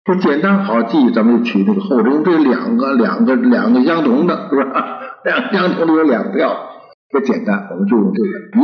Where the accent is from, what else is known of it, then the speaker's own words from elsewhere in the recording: China; 我们中国人